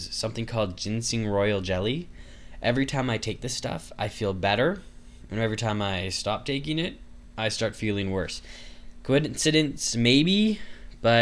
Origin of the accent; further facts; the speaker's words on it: Canada; I'm Canadian